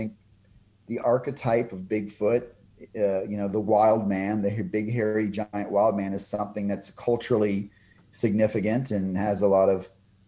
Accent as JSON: {"language": "English", "region": "Texas", "country": "United States", "said": "here in my home state of Texas"}